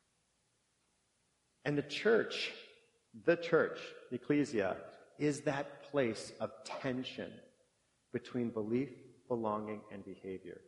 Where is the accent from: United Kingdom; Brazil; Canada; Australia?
Canada; Brandon, Manitoba; moved away as an adult; I grew up in Brandon, Manitoba, but I did my university years here.